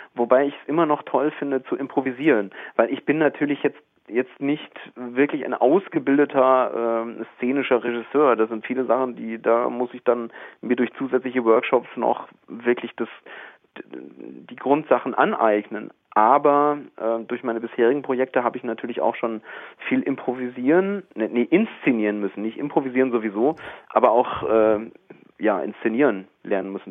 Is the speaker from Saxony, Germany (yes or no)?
no; Arnsberg, North Rhine-Westphalia, Germany; accent: Sauerland; now in Wiesbaden, Germany; ich falle jetzt in so einen sauerländischen Akzent rein